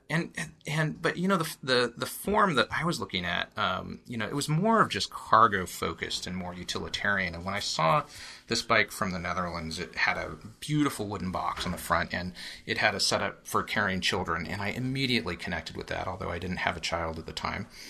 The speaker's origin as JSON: {"language": "English", "area": "Willamette Valley", "region": "Oregon", "country": "United States", "tie": "born or raised there", "also_born_or_lived": "Eugene, Oregon", "lives_now": "Portland, United States", "said": "I grew up in the Willamette Valley, and we have family here in Portland, so I was up here a lot as a kid"}